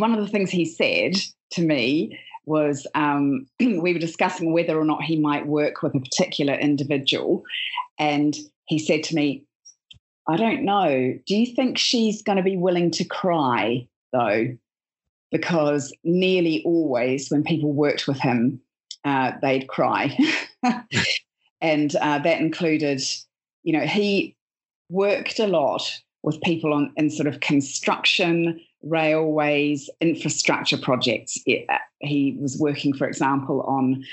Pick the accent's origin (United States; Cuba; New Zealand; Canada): New Zealand; moved away as an adult; now in United Kingdom; I'm originally from New Zealand, and I was a journalist, a radio journalist, and worked in television and print. I've been living in the UK